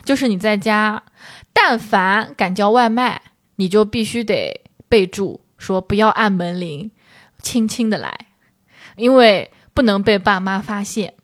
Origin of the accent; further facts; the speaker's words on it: Shangyu, Zhejiang, China; moved away; 我们上瑜伽香话